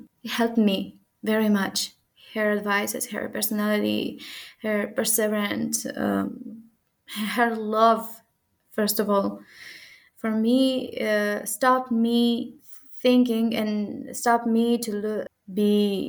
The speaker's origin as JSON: {"language": "English", "country": "Moldova", "said": "In a sense, I respect our traditions as a Moldovan girl, but I can be, and I like the modernism in our days."}